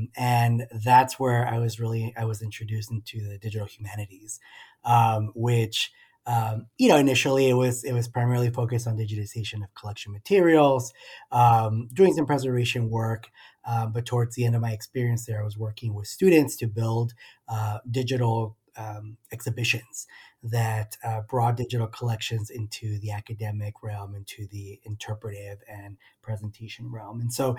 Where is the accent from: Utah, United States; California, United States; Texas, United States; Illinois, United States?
Texas, United States; El Paso; I'm a son of the border, as they would say. I am originally from El Paso, Texas, right at the border of Mexico and the U.S., right on the easternmost tip of Texas.